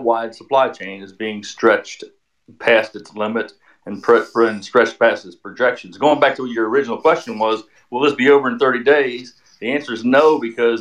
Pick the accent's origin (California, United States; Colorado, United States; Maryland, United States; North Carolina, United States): Maryland, United States; moved away; I'm from Maryland, and my kids still up or in that area.